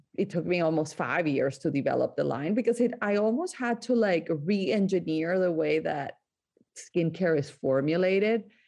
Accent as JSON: {"language": "English", "town": "Barranquilla", "region": "Atlántico", "country": "Colombia", "tie": "born or raised there", "moved": "yes", "lives_now": "United States", "said": "I grew up in Colombia, in the coast of Colombia, in a town called Barranquilla"}